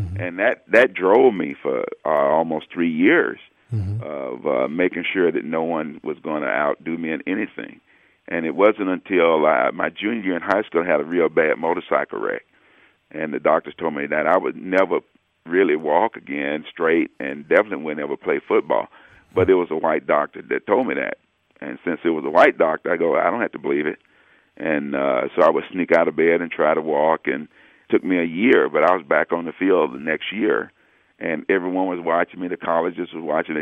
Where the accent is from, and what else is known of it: Alabama, United States; born or raised there; moved away